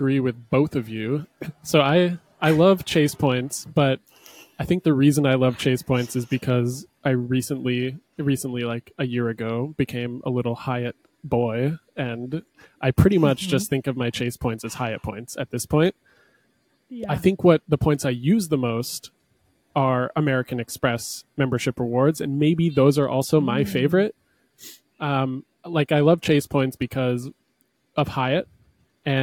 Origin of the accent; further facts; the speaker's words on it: Canada; a Canadian